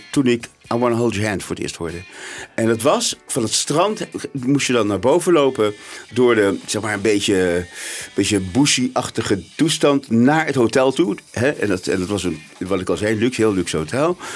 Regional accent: South Africa; born there; also born or lived in Netherlands / Germany; ik ben in Zuid-Afrika geboren, heel kort. Eh, toen in Nederland verhuisd, toen in Duitsland. Toen was ik ongeveer zes. Toen ben ik, zijn we teruggegaan naar Zuid-Afrika.

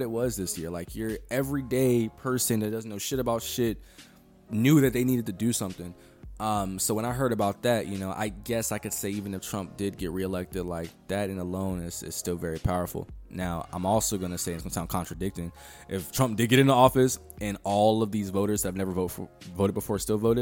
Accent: United States

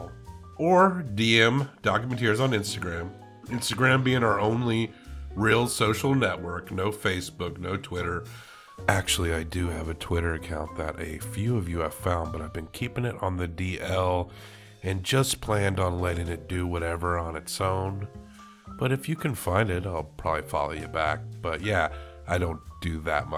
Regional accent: the South, United States; I'm from the South

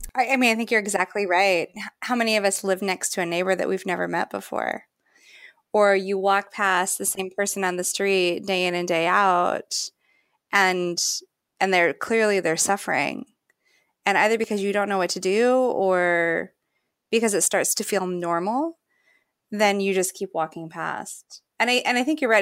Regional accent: Fairbanks, Alaska, United States; I remember growing up in Fairbanks, Alaska

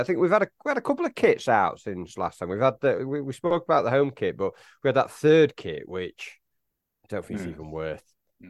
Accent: Warrington, North West England, United Kingdom; grew up in Warrington.

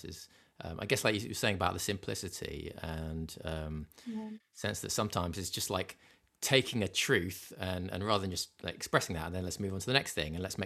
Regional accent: England, United Kingdom; as an English person

